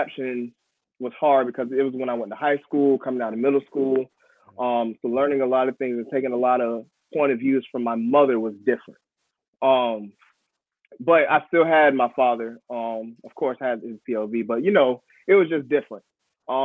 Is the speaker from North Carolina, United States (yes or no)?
yes; Raleigh, North Carolina, United States; born or raised there; now in Durham, United States